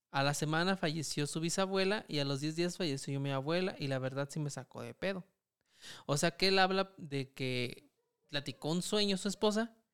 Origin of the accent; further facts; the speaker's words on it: Michoacán, Mexico; que somos de Michoacán, sí.